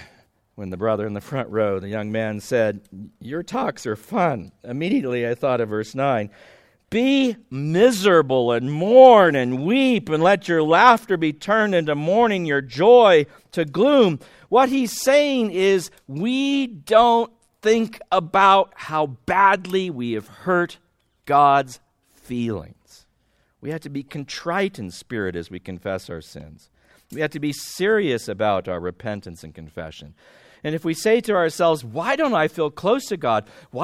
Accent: Midwest, United States; We're from the Midwest.

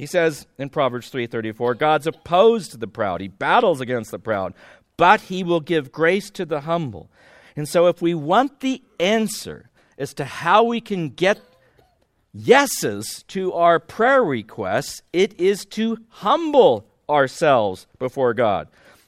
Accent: Midwest, United States; We're from the Midwest.

